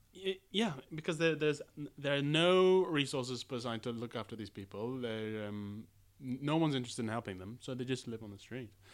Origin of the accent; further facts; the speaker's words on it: United Kingdom; As a British person